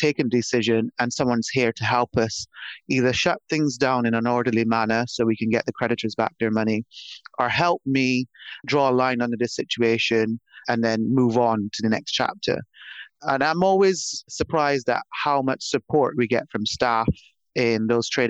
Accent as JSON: {"language": "English", "country": "Barbados", "tie": "born or raised there", "moved": "yes", "said": "I'm from Barbados originally, small island in the Caribbean. And I grew up in the countryside of a small island."}